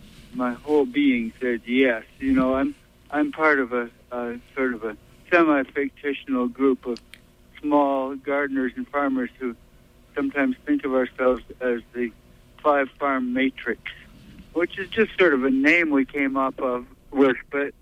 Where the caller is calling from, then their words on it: Brooklyn, New York, United States; Yeah, this is …. I'm calling from Brooklyn.